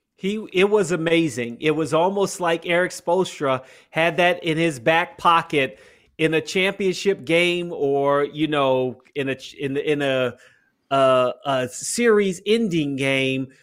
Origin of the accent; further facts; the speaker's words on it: Washington, District of Columbia, United States; my hometown, Washington